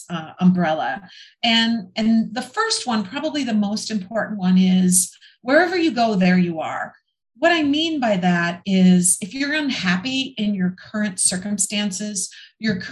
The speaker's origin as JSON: {"language": "English", "region": "Minnesota", "country": "United States", "tie": "born or raised there", "moved": "as an adult", "said": "I'm from Minnesota. I spent the first 28 years of my life in the snow"}